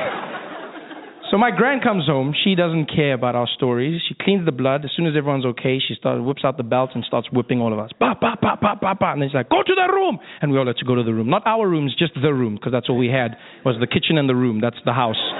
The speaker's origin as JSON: {"language": "English", "country": "South Africa", "tie": "born or raised there", "moved": "yes", "said": "I grew up in South Africa uh, during a time known as apartheid."}